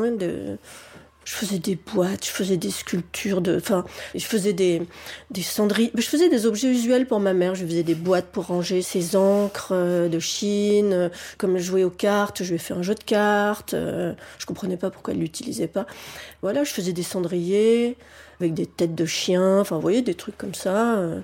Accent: Paris, Île-de-France, France; j'ai grandi à Paris, que c'est mon habitat naturel

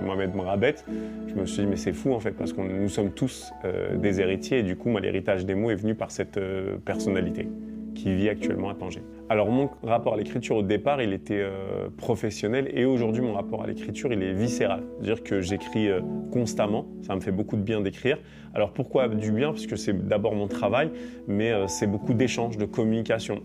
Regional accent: France; also born or lived in Morocco; je suis né en France et j'ai vécu mes cinq premières années au Maroc

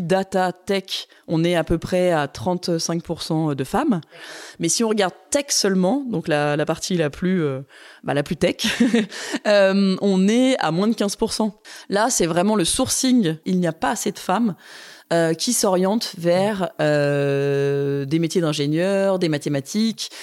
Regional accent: Grenoble, Auvergne-Rhône-Alpes, France; J'ai grandi à Grenoble

